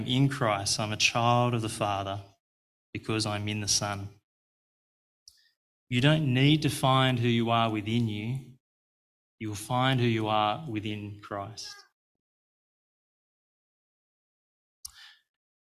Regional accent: Australia; I'm Australian

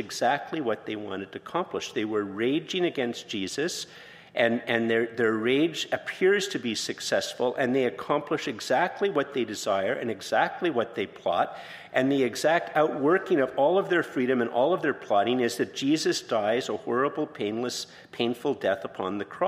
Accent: Ireland; I'm Irish

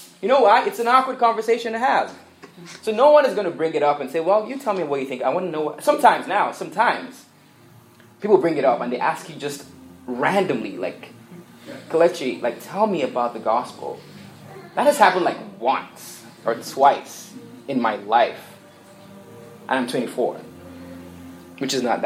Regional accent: Nigeria; moved away; I grew up in Nigeria, and what is big in Nigeria is soccer

